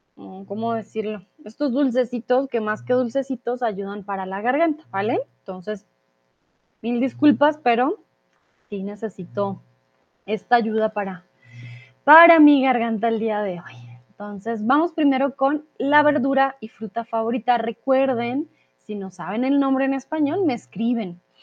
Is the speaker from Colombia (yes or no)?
yes; Colombia